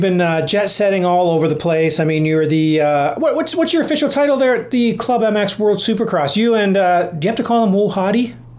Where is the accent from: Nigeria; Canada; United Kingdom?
Canada; we're Canadian, man.